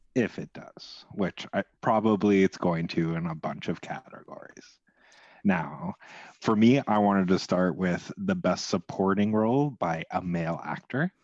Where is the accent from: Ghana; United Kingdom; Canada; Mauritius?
Canada; being Canadian